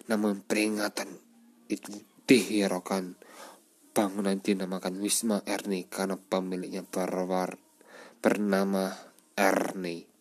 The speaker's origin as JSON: {"language": "Indonesian", "town": "Malang", "region": "East Java", "country": "Indonesia", "tie": "born there", "said": "kali ini, gue akan menceritakan kisah-kisah mistis di mana saja yang ada di kota Malang kota kelahiranku."}